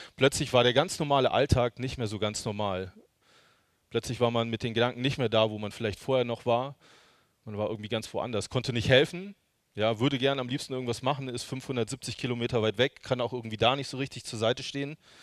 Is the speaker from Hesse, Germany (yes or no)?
yes; Hesse, Germany; now in Görlitz, Germany; Die wohnen in Hessen, also ich bin gebürtiger Hesse